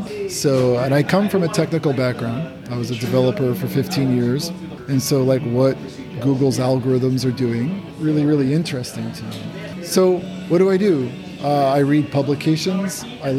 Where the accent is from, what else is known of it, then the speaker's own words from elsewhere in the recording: United States; moved away as an adult; now in Japan; I was just like, I'm an American, okay?